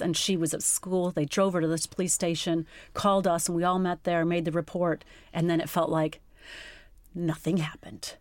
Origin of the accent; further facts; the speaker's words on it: United States; moved away as an adult; also born or lived in England; now in United Kingdom; I'm not English and, and living in another country, I think they just thought, Gosh, she's a paranoid American